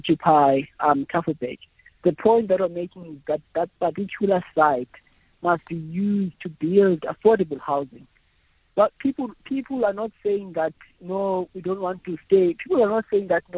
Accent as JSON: {"language": "English", "town": "Cape Town", "region": "Western Cape", "country": "South Africa", "tie": "born or raised there", "said": "I'm from Cape Town. I was born and bred here."}